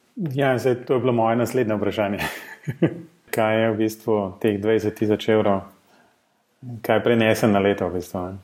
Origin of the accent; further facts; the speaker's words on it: Slovenia